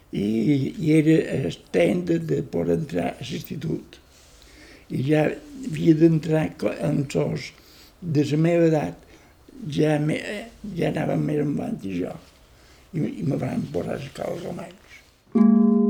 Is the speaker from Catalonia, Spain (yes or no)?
no; Palma, Balearic Islands, Spain; also born or lived in England / France / Netherlands; Jo vaig néixer aquí a Palma.